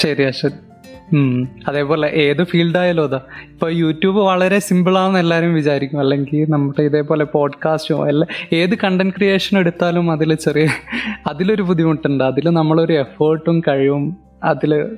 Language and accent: Malayalam; Wayanad, Kerala, India; ഒരു വയനാട്ടുകാരനാണ്